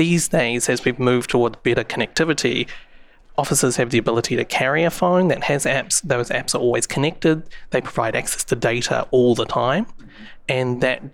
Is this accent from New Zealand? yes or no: yes; New Zealand; I don't know if you can tell from my accent, but I'm from New Zealand